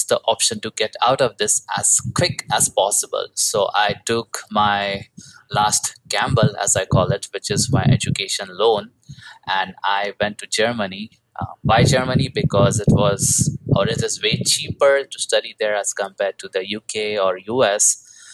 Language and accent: English; India; moved away; I'm originally from India. I was having a typical IT job like most Indian people do.